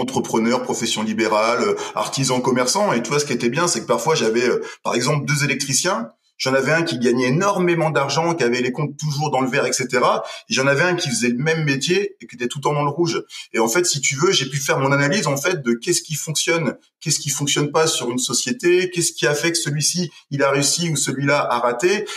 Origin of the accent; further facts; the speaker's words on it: Parthenay, Nouvelle-Aquitaine, France; moved away as an adult; now in Pau, France; je viens d'un petit village en, Deux-Sèvres, euh, à Partenay exactement, et ça fait 15 ans maintenant que je vis sur euh, sur Pau, dans le sud-ouest